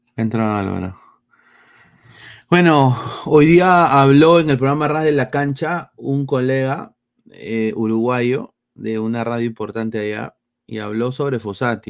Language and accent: Spanish; Lima, Peru; Yo soy de Lima